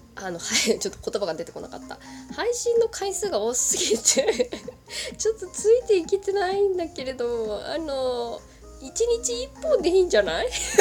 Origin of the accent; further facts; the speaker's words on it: Kagoshima, Japan; 私が鹿児島出身っていうことはご存知だと思うんですけれども